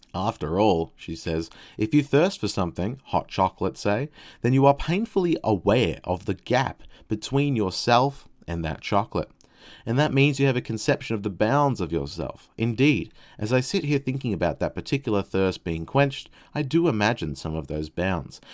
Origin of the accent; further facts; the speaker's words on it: Australia; phrasing, I guess, as an Australian